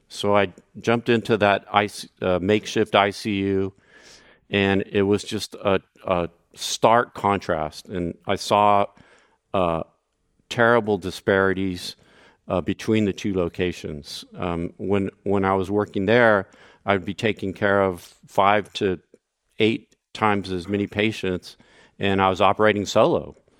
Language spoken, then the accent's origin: English; Brownsville, Texas, United States; also born or lived in San Francisco Bay Area; now in San Francisco, United States; I volunteered um, to work uh, that first summer in my hometown of Brownsville, Texas